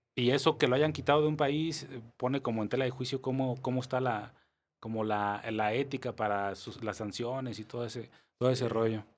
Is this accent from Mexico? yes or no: yes; Mexico; cómo somos los mexicanos